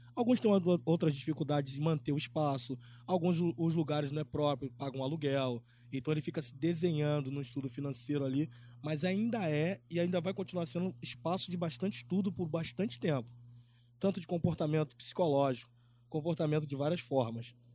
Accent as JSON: {"language": "Portuguese", "region": "Rio de Janeiro", "country": "Brazil", "said": "Sou da favela de Antares, zona oeste do Rio de Janeiro, no finalzinho"}